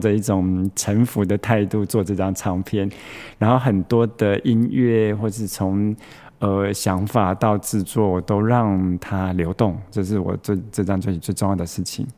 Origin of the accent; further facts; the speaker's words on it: Taichung, Taiwan; 我是台中的小孩，是。然后你知道我们台中人